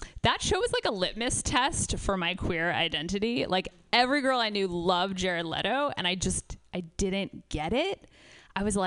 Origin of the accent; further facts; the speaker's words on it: United States; I grew up in New York